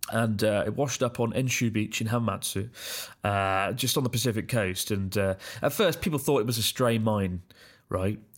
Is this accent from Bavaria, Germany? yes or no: yes; Augsburg, Bavaria, Germany; now in Hong Kong; I'm currently working in Hong Kong, but I'm originally from Augsburg, uh, Germany.